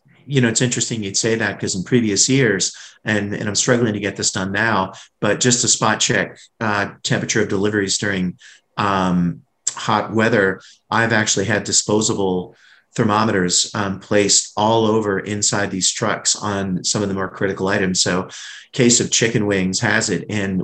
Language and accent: English; New England, United States; because like you, I'm from New England and I know what those lobster rolls are like up in Connecticut and Massachusetts.